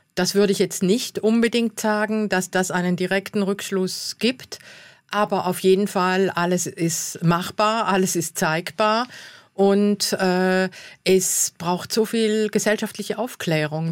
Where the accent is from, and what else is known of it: South Tyrol, Trentino-Alto Adige, Italy